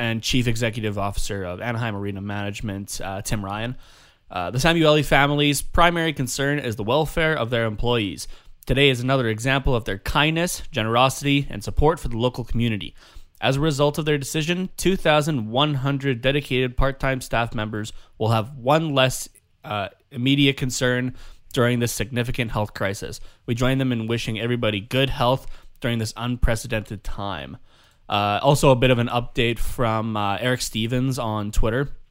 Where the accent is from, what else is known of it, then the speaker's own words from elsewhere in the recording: Canada; first language English; us being Canadian